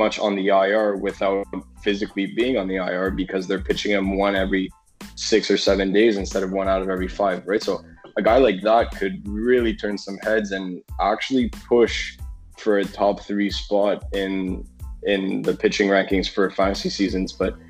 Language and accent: English; Canada; I'm from Canada